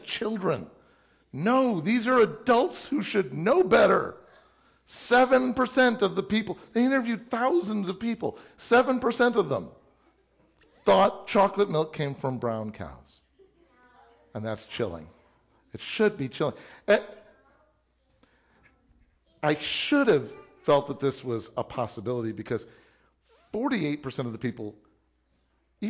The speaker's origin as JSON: {"language": "English", "region": "Illinois", "country": "United States", "tie": "born or raised there", "said": "I grew up in Illinois, or I grew up in a church"}